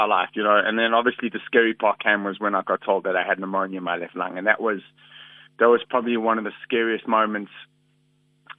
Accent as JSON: {"language": "English", "country": "South Africa", "said": "I'm proudly South African"}